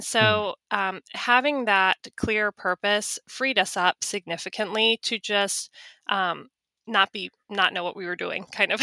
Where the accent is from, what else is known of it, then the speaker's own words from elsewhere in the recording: Charlotte, North Carolina, United States; I worked for a, a large law firm in my hometown, in my town of Charlotte.